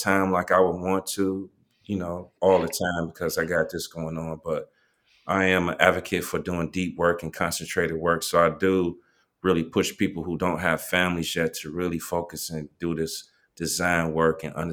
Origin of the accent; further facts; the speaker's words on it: East Cleveland, Ohio, United States; I'm from East Cleveland.